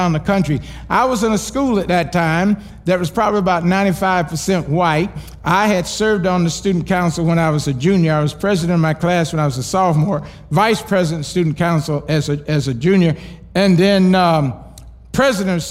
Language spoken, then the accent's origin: English; Kissimmee, Florida, United States; also born or lived in New York; I was born in Kissimmee, Florida.